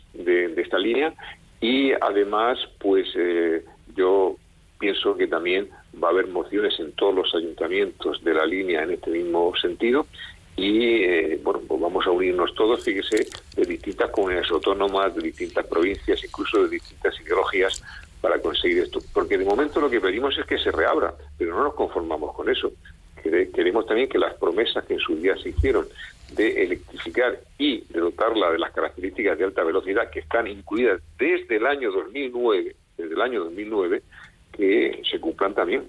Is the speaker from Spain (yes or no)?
yes; Spain; como españoles